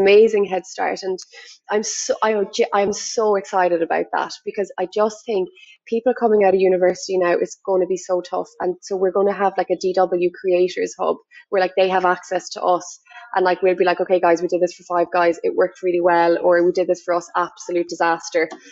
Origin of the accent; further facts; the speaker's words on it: Ireland; I'm from Ireland